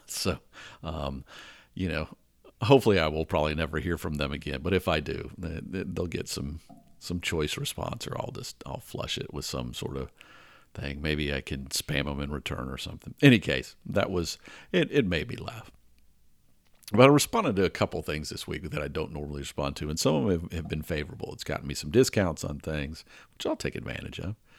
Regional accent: Atlanta, Georgia, United States; growing up in Atlanta, we used to have this intersection called Spaghetti Junction

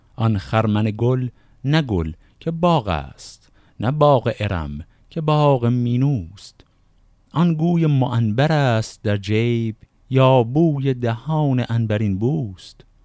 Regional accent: Shiraz, Fars, Iran; من خودم اهل شیراز هستم

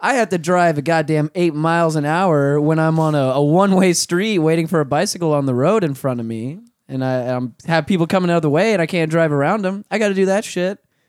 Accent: Orlando, Florida, United States; we're from, we're from Orlando

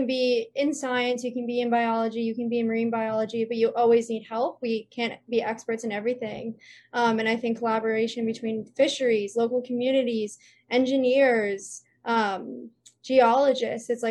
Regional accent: Jersey Shore, New Jersey, United States; moved away as an adult; now in Hawaii, United States; I grew up on the Jersey Shore

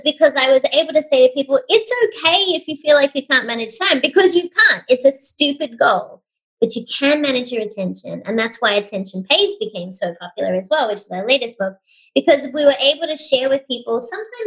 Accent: Sydney, New South Wales, Australia; moved away as an adult; now in United States; I hail from Sydney, Australia

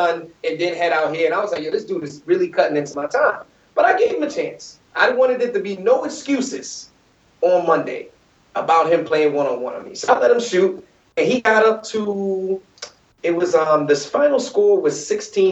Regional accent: New York, United States; I'm from New York

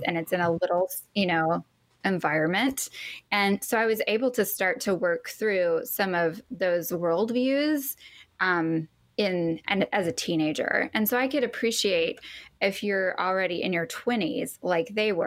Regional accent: the Bible Belt, the South, United States; I grew up in the Bible Belt

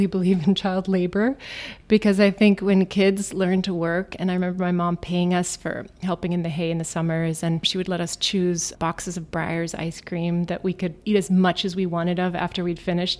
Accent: Virginia, United States; moved away as an adult; also born or lived in Isfahan, Iran / Germany; now in New York, United States; growing up in Virginia, really in the country, and we went to public school, and we were the only Germans, you know, anywhere.

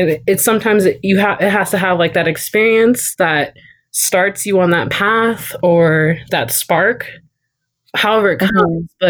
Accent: North Highlands, California, United States; I'm from North Highlands, California. So a black girl from North Highlands, California

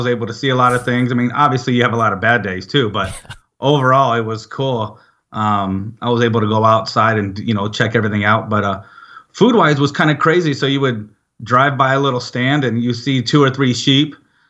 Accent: Georgia, United States; also born or lived in Arizona / Illinois; So I lived in, I was born in Arizona, moved to you know, all over the place. I call myself home, Georgia. So I went to high school in Georgia, and then I came up to Illinois

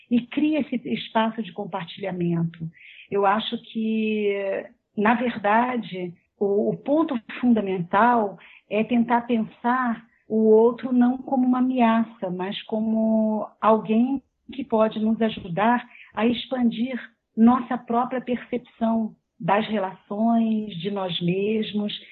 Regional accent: Rio de Janeiro, Brazil; Mas, por exemplo, eu sou carioca porque eu me identifico com uma certa forma de estar no mundo que diz respeito às pessoas que vivem no Rio de Janeir

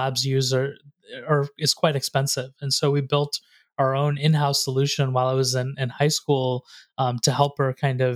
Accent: North Carolina, United States; I grew up there in North Carolina

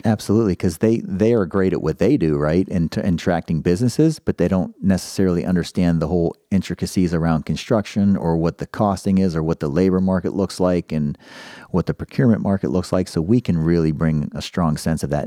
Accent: Pittsburgh, Pennsylvania, United States; now in Columbus, United States; I'm from Pittsburgh originally

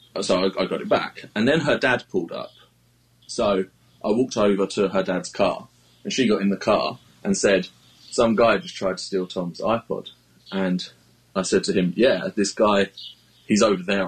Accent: United Kingdom; as a British tweeter

